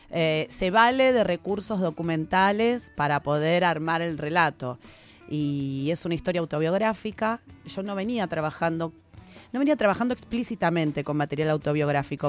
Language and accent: Spanish; Buenos Aires, Argentina; unos cursos gratuitos en el barrio, en Flores, yo soy de Flores